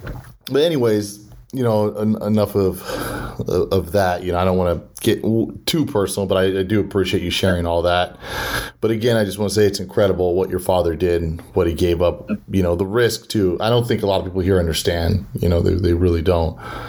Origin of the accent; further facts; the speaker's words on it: Southern California, United States; now in Texas, United States; I'm originally from Southern California as well.